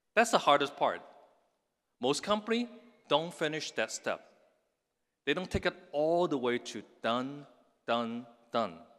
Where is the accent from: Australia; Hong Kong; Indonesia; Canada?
Hong Kong; now in United States; I was raised in Hong Kong in the nineteen sixties and seventies.